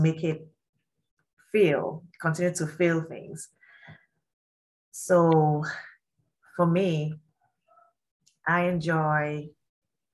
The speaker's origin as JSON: {"language": "English", "country": "Nigeria", "said": "I'm from Nigeria and I'm Yoruba"}